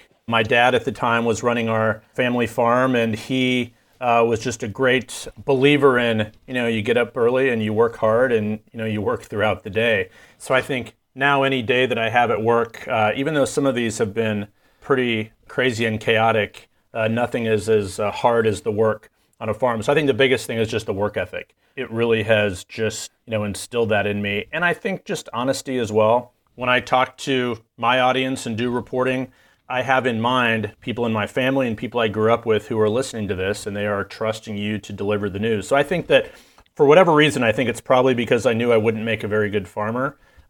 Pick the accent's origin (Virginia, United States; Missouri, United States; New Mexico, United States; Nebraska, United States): Nebraska, United States; Exeter; I grew up in Exeter, Nebraska, which is in Fillmore County, Nebraska, which is just about an hour west or so of Lincoln, the state capital, of course. And it is the heart of corn country. I grew up on a farm.